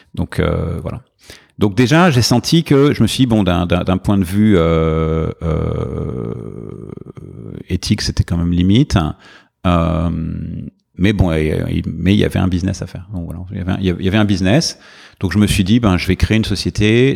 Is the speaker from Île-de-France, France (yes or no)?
yes; Paris, Île-de-France, France; moved away as an adult; now in New York, United States; J'ai grandi à Paris